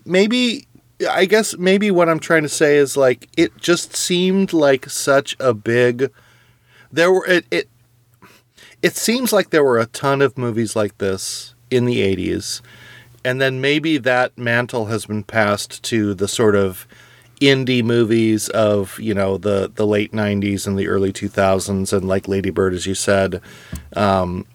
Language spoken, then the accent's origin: English; California, United States; I grew up in California